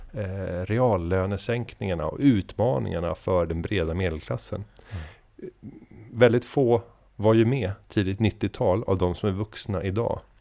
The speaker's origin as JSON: {"language": "Swedish", "country": "Sweden"}